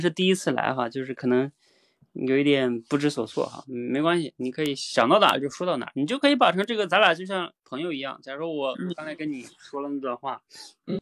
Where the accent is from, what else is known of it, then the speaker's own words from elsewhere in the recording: China; 比如说像我们中国人啊，就是每年春运的大军